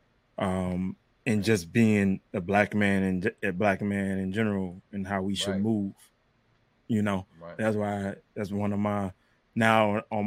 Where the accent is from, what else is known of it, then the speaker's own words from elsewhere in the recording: United States; moved away as an adult; now in Japan; I'm black and from America